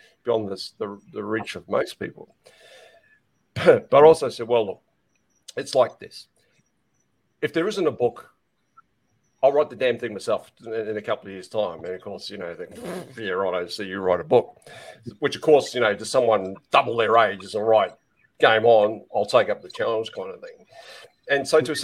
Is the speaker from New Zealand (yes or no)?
yes; North Island, New Zealand; I'm originally from the North Island, so that's my patch as such.